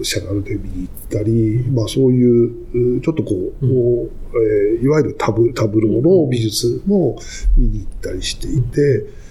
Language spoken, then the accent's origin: Japanese; Tokyo, Japan; 東京生まれで